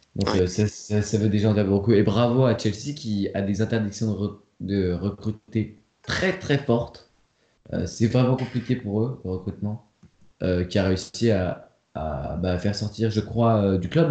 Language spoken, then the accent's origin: French; France; en tant que Français